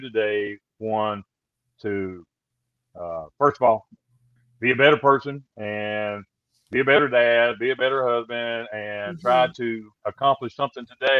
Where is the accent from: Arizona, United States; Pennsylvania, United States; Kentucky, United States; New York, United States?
Kentucky, United States; I growing up in Kentucky